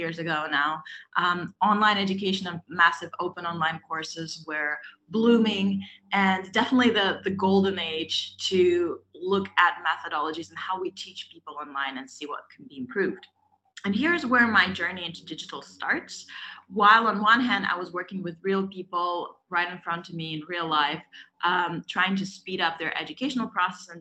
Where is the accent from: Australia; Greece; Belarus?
Belarus; English is a second language; moved away as an adult; I'm originally from Europe, from Belarus